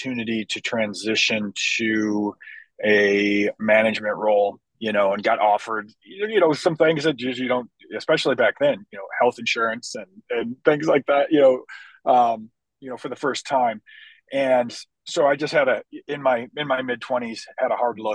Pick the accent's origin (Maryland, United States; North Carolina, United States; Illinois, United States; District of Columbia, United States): Illinois, United States; Chicago; my hometown of Chicago